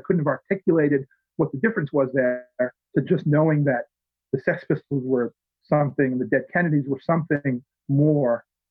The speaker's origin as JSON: {"language": "English", "town": "Worcester", "region": "Massachusetts", "country": "United States", "tie": "born or raised there", "also_born_or_lived": "Virginia", "said": "I grew up in Worcester, which is about 40 miles east of here, west of here. It's the second largest city in Massachusetts. Okay. It's like a mini Boston. Never quite took off like Boston"}